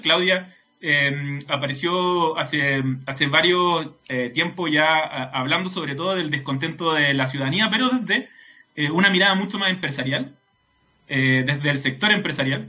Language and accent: Spanish; Santiago, Santiago Metropolitan Region, Chile; como santiaguinos